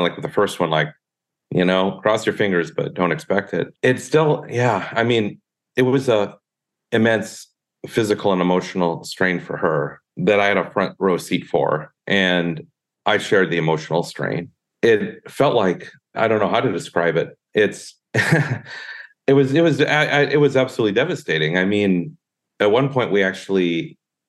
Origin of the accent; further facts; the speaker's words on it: southern Minnesota, United States; now in California, United States; I'm from southern Minnesota